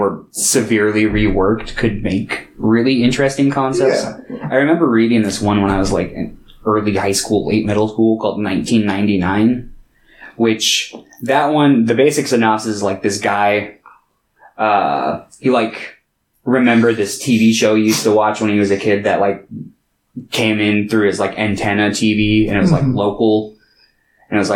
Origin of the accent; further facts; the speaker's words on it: United States; I grew up here in America